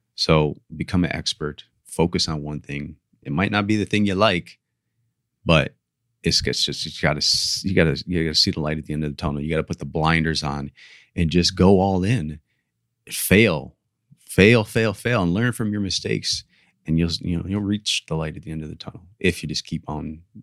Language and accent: English; Ohio, United States; now in Miami, United States; I grew up in Ohio